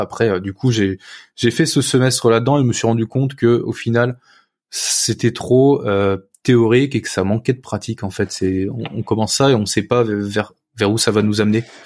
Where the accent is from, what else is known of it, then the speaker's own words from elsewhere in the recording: Picardy countryside, near Saint-Quentin, Hauts-de-France, France; j'ai grandi dans la campagne picarde, à côté de, à côté de Saint-Quentin